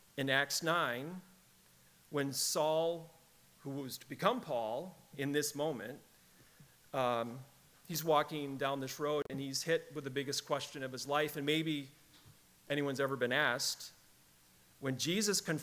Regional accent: Michigan, United States; moved away; I was raised there. I was raised in Michigan.

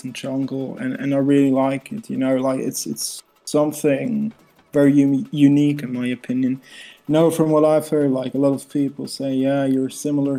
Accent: Switzerland; I'm from Switzerland

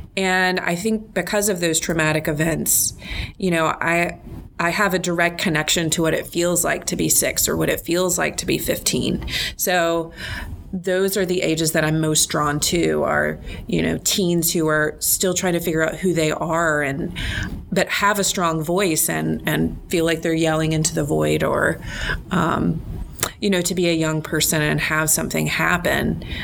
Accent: North Carolina, United States; moved away as an adult; now in Arkansas, United States; I'm originally from North Carolina. That's my home state.

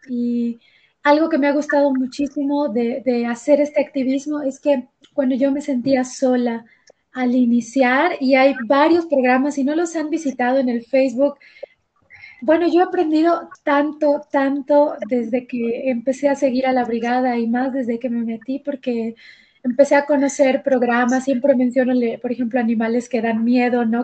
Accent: Mérida, Yucatán, Mexico; now in Mexico City, Mexico; yo soy de Mérida, Yucatán, pero vivo en la Ciudad de México ahorita

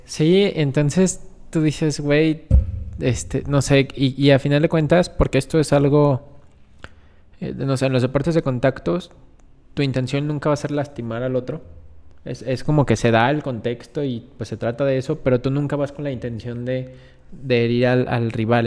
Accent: Mexico; como mexicanos, como gente que convive en un país

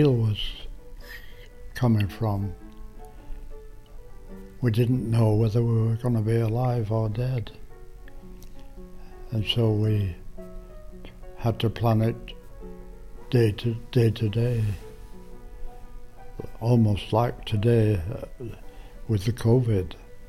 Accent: Bradford, Yorkshire and the Humber, United Kingdom; now in Canada; I was born in England, November the 22nd, 1921.

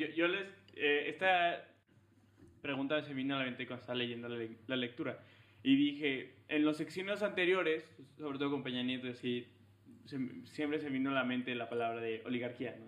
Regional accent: León, Guanajuato, Mexico; yo que nací en León

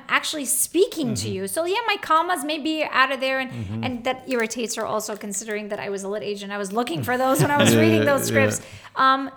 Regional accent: United States; I'm from the States

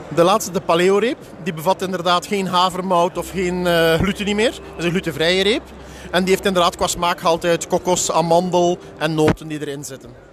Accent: Belgium; Ik kom eh, uit België, het bedrijf is in Nederland net op de grens

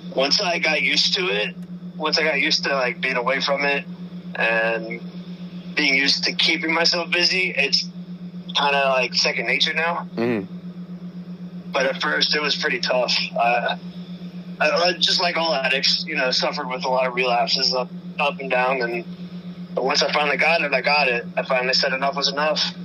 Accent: Indiana, United States; I'm from Beaver County, Indiana. Uh, it's probably about 35 minutes out from Cincinnati

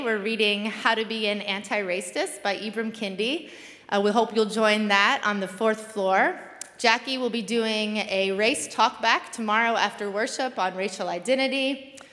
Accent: Kentucky, United States; now in New York, United States; I'm from Kentucky

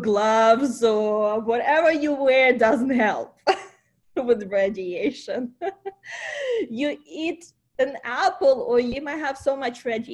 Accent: Ukraine; first language Ukrainian; English is a second language; moved away as an adult; also born or lived in Kyiv, Ukraine; now in United States; I came from Ukraine. I still remember how my family was going through Chernobyl time.

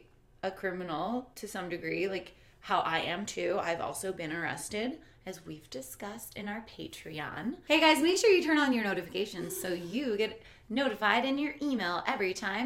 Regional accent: Chicago, Illinois, United States; now in Los Angeles, United States; I'm from Chicago, and I live in L.A.

